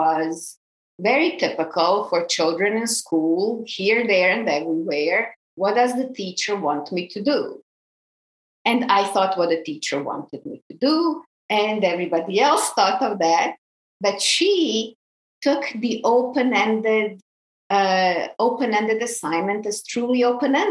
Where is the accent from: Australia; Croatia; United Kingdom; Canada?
Croatia; moved away; I grew up in Croatia on a small island in the Adriatic.